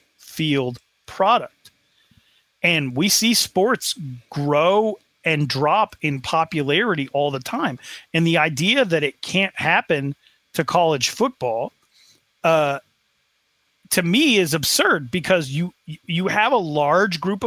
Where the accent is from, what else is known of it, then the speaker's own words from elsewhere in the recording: Sheridan, Wyoming, United States; I am from Sheridan, Wyoming